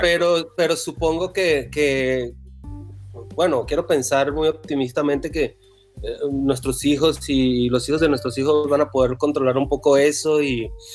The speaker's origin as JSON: {"language": "Spanish", "country": "Venezuela", "moved": "as an adult", "said": "yo estudié eh, cuatro años de medicina en la Universidad de Carabobo, Venezuela"}